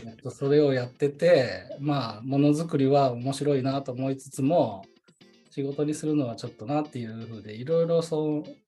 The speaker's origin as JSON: {"language": "Japanese", "town": "Nakatsugawa", "region": "Gifu", "country": "Japan", "tie": "born or raised there", "moved": "as an adult", "lives_now": "Nagoya, Japan", "said": "岐阜県中津川市で生まれ育ちました。"}